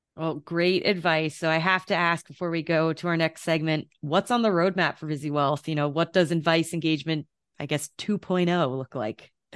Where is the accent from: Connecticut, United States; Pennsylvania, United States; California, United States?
Connecticut, United States; now in Denver, United States; we're both from Connecticut, you know, and I, and now that I live in Denver